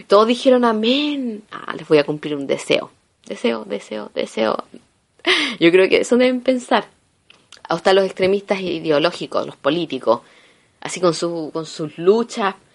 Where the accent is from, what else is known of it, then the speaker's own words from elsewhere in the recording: Chile; moved away as an adult; now in Italy; soy chilena